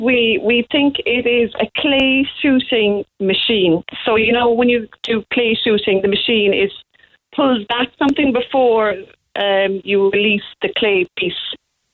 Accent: Mallow, Munster, Ireland; I'm from Mallow

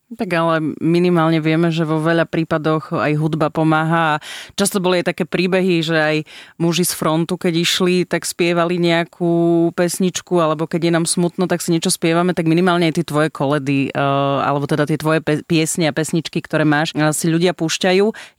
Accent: eastern Slovakia, Slovakia; now in Bratislava, Slovakia; som z východu a že som Rusinka

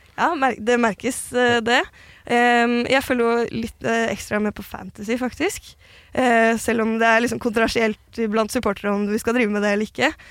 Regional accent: Oslo, Norway; jeg er jo født og oppvokst i Gamle Oslo

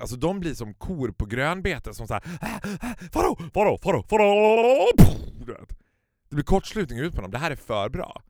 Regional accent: Stockholm, Stockholm County, Sweden; som stockholmare

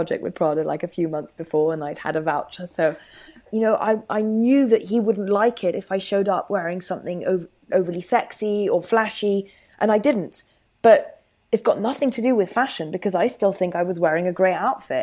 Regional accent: France; moved away as an adult; now in London, United Kingdom; I've lived in London for a decade now, but obviously I grew up in France and I did all my uni there.

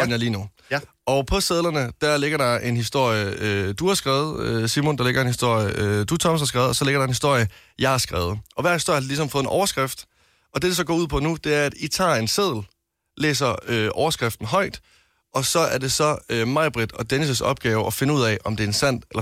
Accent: West Jutland, Central Denmark Region, Denmark; Jeg er en mand fra Vestjylland, ikke?

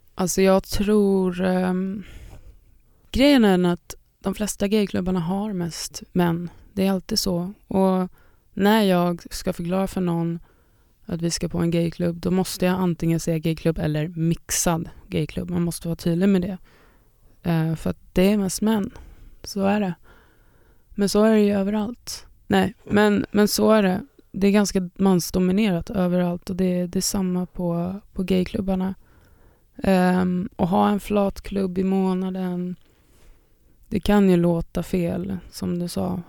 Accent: Sweden; jag är en DJ från Sverige

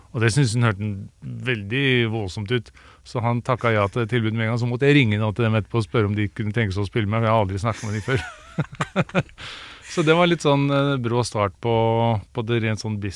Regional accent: Sandefjord, Vestfold, Norway; also born or lived in United States; now in Oslo, Norway; Jeg er jo opprinnelig fra Sandefjord, men eh, var fast bestemt på at jeg måtte liksom slå meg opp og frem i Oslo

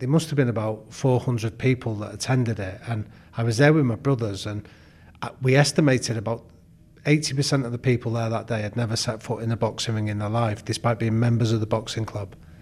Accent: Manchester, North West England, United Kingdom; Well, I grew up in Manchester

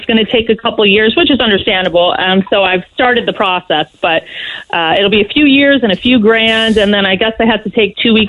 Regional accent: Florida, United States; moved away as an adult; also born or lived in Orlando, Florida; now in Ireland; I grew up in Florida and we lived in Orlando before we left

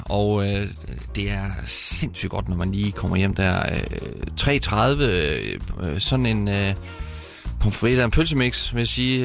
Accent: Herning, Central Denmark Region, Denmark; moved away; jeg er stolt af, hvor jeg kommer fra

